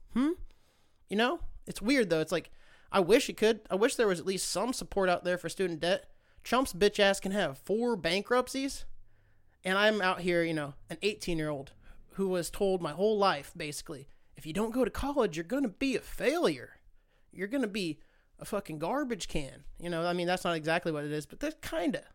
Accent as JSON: {"language": "English", "town": "Great Bend", "region": "Kansas", "country": "United States", "tie": "born or raised there", "moved": "yes", "lives_now": "San Diego, United States", "said": "I was born and raised in Great Bend, Kansas"}